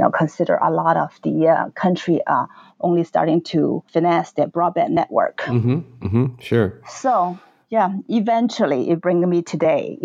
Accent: Hong Kong; I'm from Hong Kong

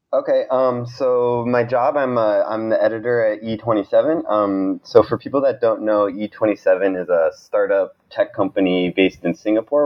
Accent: Montana, United States; moved away as an adult; also born or lived in Oakland, California; I grew up in Montana

